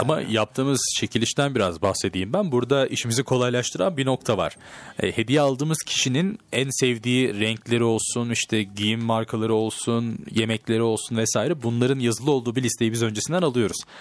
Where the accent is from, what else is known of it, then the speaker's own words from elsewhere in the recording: Turkey; Türk'üm Fransız değilim